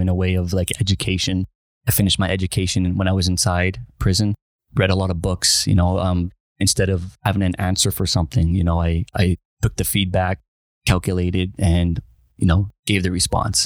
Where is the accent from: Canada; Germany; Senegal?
Canada; Winnipeg, Manitoba; I'm originally from Winnipeg, Manitoba